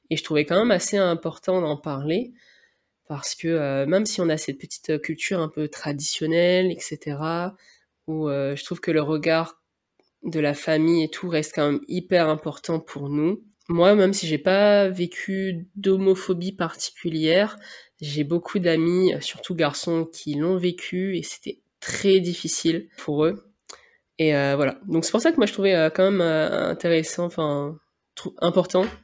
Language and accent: French; Réunion, France; c'est le fait que je viens de La Réunion qui est comme ça, c'est assez difficile à savoir.